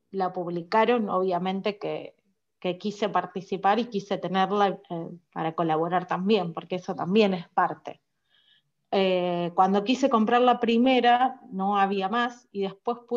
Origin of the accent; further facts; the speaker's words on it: Rosario, Santa Fe, Argentina; yo desde acá, desde Rosario